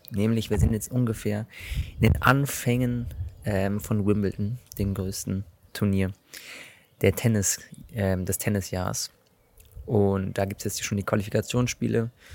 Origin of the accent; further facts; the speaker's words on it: Germany; als Deutscher